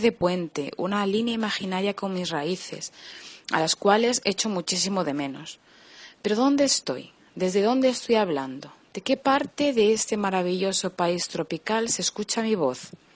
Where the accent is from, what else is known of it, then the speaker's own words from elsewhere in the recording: Madrid, Community of Madrid, Spain; now in Brazil; soy española, concretamente de Madrid. Vine a Brasil en 2007